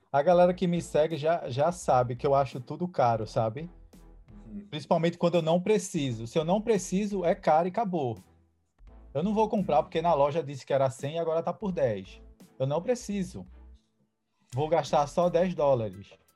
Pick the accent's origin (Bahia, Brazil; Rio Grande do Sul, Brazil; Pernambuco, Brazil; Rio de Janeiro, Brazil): Pernambuco, Brazil; Recife; moved away as an adult; now in Boston, United States; sou de Recife, Pernambuco, moro aqui em Boston seis anos já